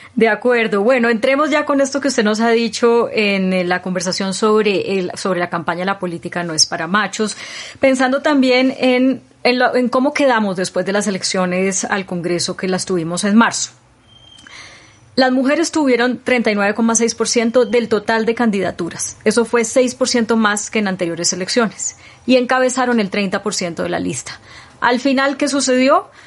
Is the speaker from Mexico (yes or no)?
no; Colombia